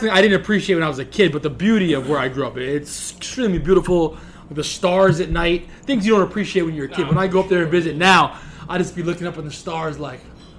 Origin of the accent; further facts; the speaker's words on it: Walton, New York, United States; moved away as an adult; also born or lived in Bronx, New York; now in New York City, United States; Growing up in the Catskills was fascinating. So being a kid from the Bronx, I was 8 years old living with my grandparents. And they decided they want to move upstate.